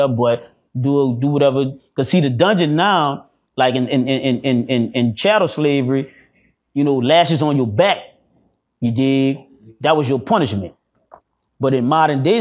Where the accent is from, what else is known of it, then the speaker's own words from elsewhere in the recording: New Orleans, Louisiana, United States; I'm from New Orleans